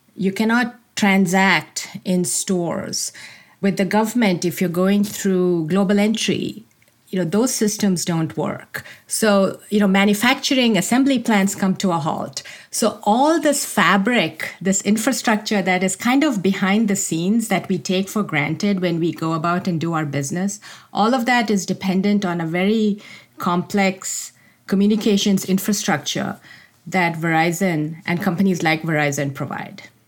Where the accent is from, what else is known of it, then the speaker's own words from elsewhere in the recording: India; moved away as an adult; As a child, I grew up in India.